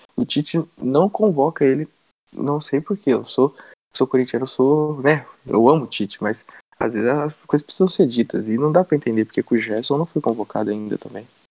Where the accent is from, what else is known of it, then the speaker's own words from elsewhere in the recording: Brazil; eu, como brasileiro